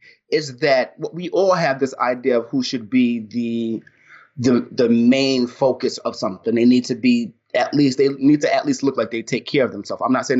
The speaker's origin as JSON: {"language": "English", "region": "New York", "country": "United States", "said": "me being a black dude, me being a New Yorker, me being somebody who holds himself in a certain type of way."}